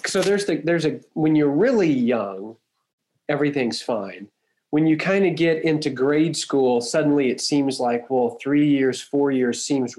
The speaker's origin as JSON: {"language": "English", "town": "Huntsville", "region": "Texas", "country": "United States", "tie": "born or raised there", "said": "Yeah, Toby and I grew up mostly in Huntsville, which is north of Houston."}